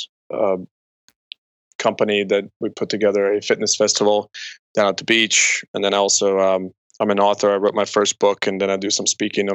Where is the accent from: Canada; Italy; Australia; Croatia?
Croatia; moved away as an adult; now in United States; I am from Croatia, so I came over to U.S. when I was 18.